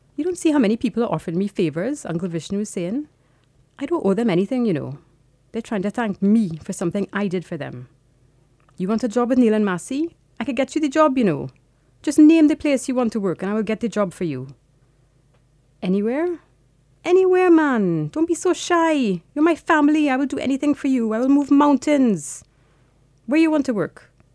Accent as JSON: {"language": "English", "country": "Trinidad & Tobago", "tie": "born or raised there", "moved": "as an adult", "lives_now": "London, United Kingdom", "said": "I was born in Trinidad and I lived there until I was eighteen."}